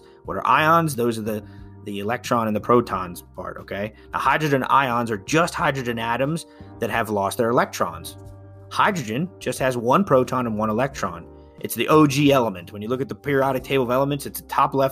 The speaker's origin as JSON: {"language": "English", "region": "Pennsylvania", "country": "United States", "said": "my home state of Pennsylvania"}